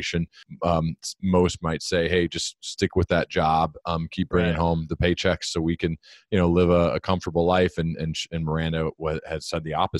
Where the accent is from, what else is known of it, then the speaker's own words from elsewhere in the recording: Dayton, Ohio, United States; I grew up here in Dayton, Ohio